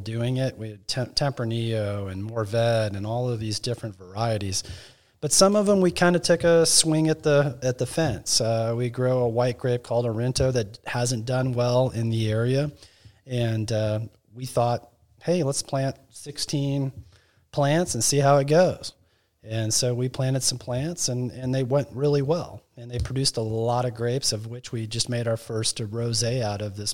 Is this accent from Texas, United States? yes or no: yes; Texas, United States; Texas is our home, and this is where we want to make wine